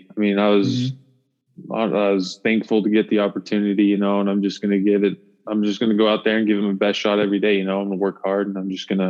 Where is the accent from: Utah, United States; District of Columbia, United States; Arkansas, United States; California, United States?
Utah, United States; Vernal; Strictly in Utah for my entire life. So born and raised in Vernal, Utah.